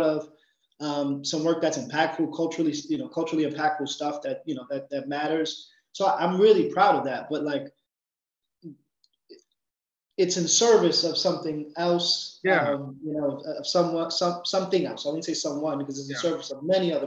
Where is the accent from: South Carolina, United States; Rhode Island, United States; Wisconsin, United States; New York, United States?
New York, United States; New York City; also born or lived in Miami, Florida; I'm from the Bronx. And my mantra in that is, I'm from a place where you grow up fast